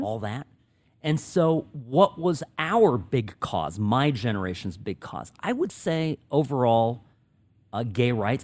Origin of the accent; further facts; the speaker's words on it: Czechia; first language Czech; English is a second language; moved away; my native language check